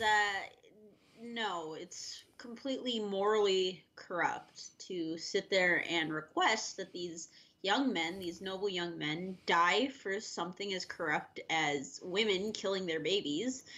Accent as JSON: {"language": "English", "country": "United States", "said": "as American people"}